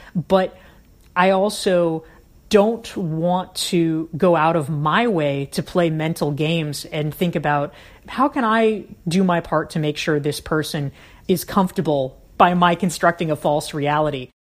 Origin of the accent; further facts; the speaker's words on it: the South, United States; I grew up in the South